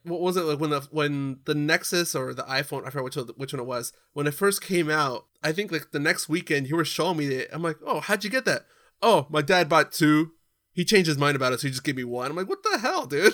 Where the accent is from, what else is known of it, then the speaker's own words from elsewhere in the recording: California, United States; growing up in California